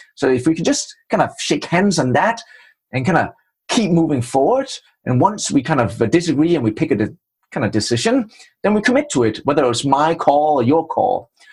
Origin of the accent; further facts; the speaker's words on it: Denmark; accent: Danish; English is a second language; moved away as an adult; also born or lived in Trinidad and Tobago / England / Budapest; now in United States; the funny accent is from Denmark, and I spent my first 27 years in the cold north of Europe